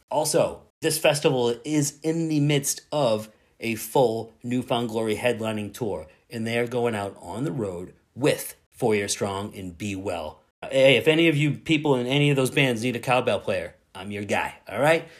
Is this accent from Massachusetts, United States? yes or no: yes; Boston, Massachusetts, United States; I'm from Boston